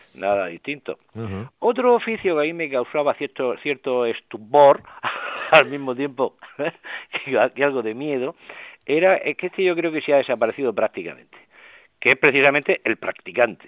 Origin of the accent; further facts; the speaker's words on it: Murcia, Region of Murcia, Spain; yo he conocido de crío por Murcia